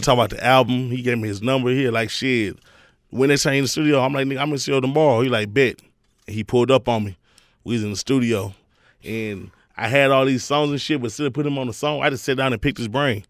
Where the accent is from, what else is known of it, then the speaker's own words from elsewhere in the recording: Houston, Texas, United States; I grew up the whole Houston movement.